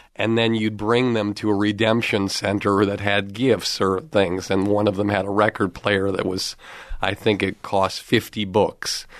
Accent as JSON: {"language": "English", "town": "Longmeadow", "region": "Massachusetts", "country": "United States", "tie": "born or raised there", "also_born_or_lived": "Boston", "said": "I grew up in Long Meadow, Massachusetts"}